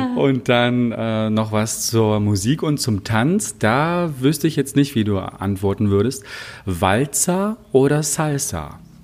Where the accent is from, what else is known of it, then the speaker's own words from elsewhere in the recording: Wittenberg, Saxony-Anhalt, Germany; now in Czech Republic; zu Hause in Sachsen-Anhalt, zumindest nicht da, wo ich herkomme, in Wittenberg